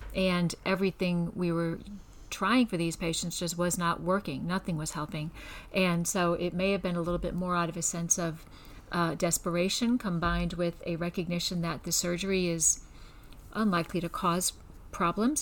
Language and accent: English; Scranton, Pennsylvania, United States; also born or lived in Georgetown / Baltimore; now in Houston, United States; I'm originally from Scranton, Pennsylvania